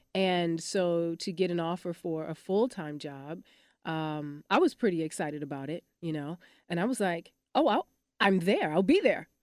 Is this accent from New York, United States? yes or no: no; Detroit, Michigan, United States; also born or lived in Los Angeles; now in Dallas, United States; I'm from Detroit, Michigan